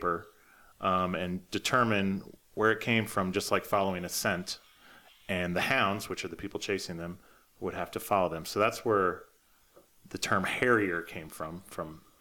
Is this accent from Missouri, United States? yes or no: yes; Labadie, Missouri, United States; I grew up in Missouri, just outside St. Louis, in a little town called Labadie, Missouri.